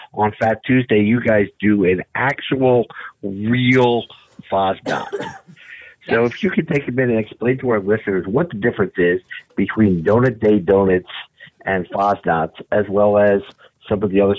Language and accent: English; Bristol Township, Pennsylvania, United States; I grew up in Bristol Township